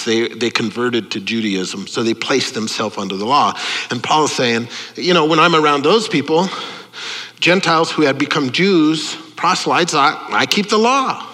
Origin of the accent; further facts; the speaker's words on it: United States; I'm an American. I'm an Italian-American